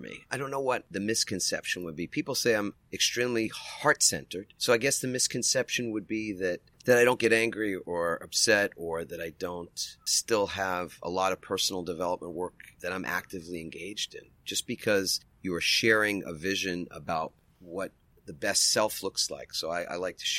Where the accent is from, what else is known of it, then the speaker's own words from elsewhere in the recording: New York, United States; now in San Diego, United States; I'm from New York